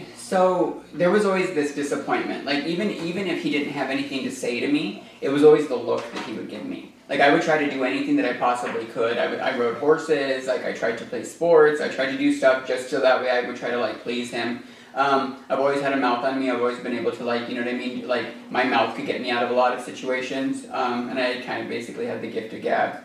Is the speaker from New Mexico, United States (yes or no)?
yes; Silver City, New Mexico, United States; moved away; also born or lived in Arizona; I was born in Silver City, New Mexico. Um, I grew up in a mining community